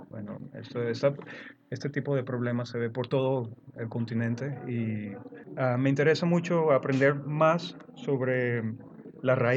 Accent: Venezuela; now in Netherlands; Ah, nací aquí en Holanda, pero me crié en Venezuela. Tengo madre venezolana y padre holandés.

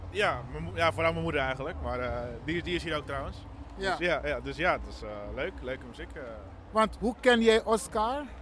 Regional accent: Groningen, Netherlands; Nee, ik kom dus uit Groningen.

